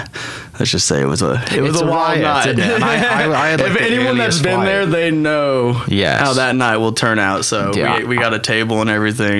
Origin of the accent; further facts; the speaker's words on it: Broken Arrow, Oklahoma, United States; also born or lived in California / Missouri / Edmond, Oklahoma; I was born in California, but raised in Oklahoma. So we moved to the Tulsa area right when I was around 3 years old.